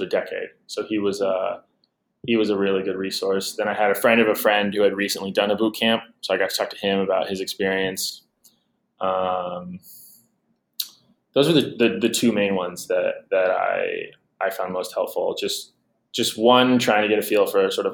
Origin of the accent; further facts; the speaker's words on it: Portland, Oregon, United States; my hometown team, the Portland Trail Blazers